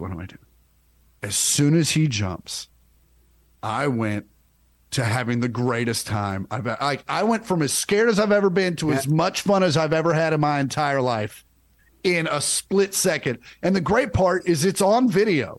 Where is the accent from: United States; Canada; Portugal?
United States; Kansas; growing up in Kansas